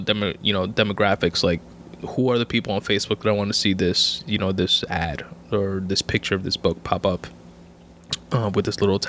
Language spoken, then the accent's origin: English; New York, United States; I'm a New Yorker.